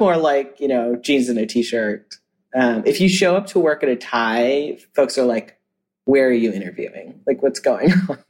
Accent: New Orleans, Louisiana, United States; now in Los Angeles, United States; I'm from New Orleans. And yeah, I'm from New Orleans and grew up not far from Stennis Space Center.

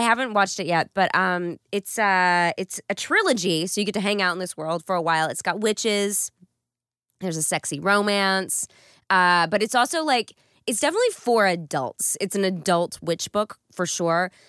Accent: East Texas, United States; moved away; I'm from East Texas

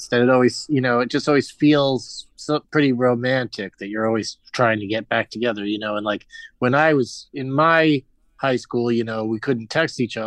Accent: San Diego, California, United States; I grew up in San Diego

